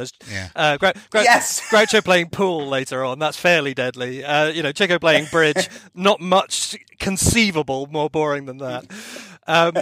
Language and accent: English; Plymouth, South West England, United Kingdom; my hometown of Plymouth